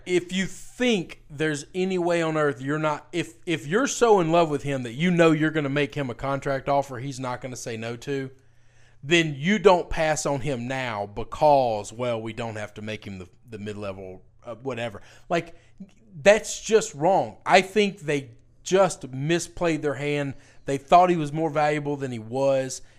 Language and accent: English; Memphis, Tennessee, United States; my hometown